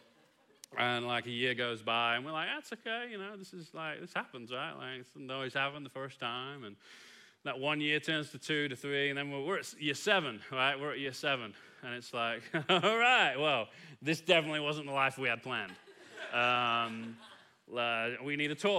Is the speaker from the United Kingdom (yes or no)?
yes; England, United Kingdom; now in Kilgore, United States; as an Englishman